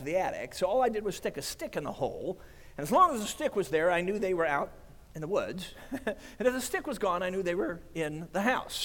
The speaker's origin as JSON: {"language": "English", "town": "Chicago", "region": "Illinois", "country": "United States", "tie": "born or raised there", "said": "I grew up in Chicago"}